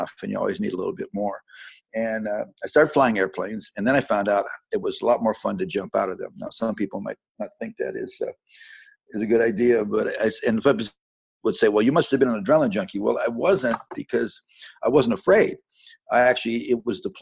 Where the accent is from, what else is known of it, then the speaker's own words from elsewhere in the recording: Independence, Ohio, United States; now in Franklin, United States; I was born in suburbs around Cleveland, Ohio, and grew up there in a little town called Independence, Ohio, which is just south of Cleveland.